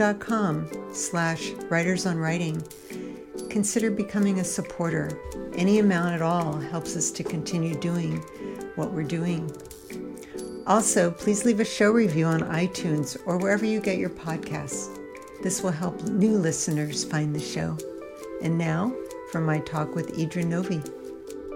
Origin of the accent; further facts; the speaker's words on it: Altoona, Pennsylvania, United States; moved away; I was born in Altoona, Pennsylvania